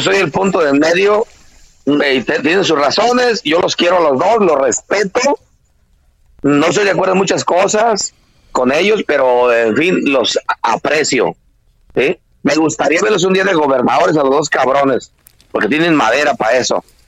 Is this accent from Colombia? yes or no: no; Tancítaro, Michoacán, Mexico; aquí en Michoacán las autodefensas solo existen en mi pueblo que es Tancítaro